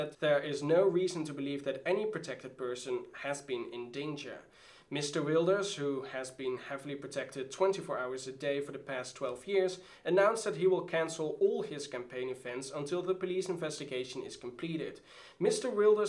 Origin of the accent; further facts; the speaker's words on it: Roosendaal, North Brabant, Netherlands; English is a second language; Because I'm from the south. I'm from Tulpetanestad, which is carnivalish for Roosendaal.